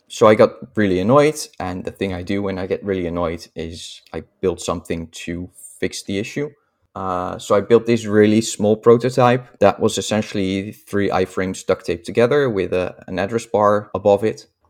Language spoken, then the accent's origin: English; Netherlands; accent: Dutch; I'm Dutch, as you can probably hear from my accent.